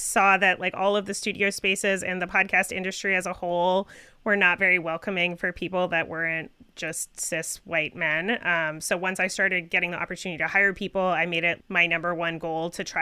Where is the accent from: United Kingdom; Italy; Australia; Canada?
Canada; I am Canadian